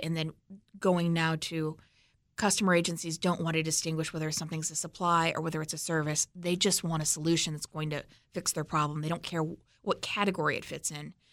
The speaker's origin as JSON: {"language": "English", "region": "Missouri", "country": "United States", "said": "I'm from Missouri"}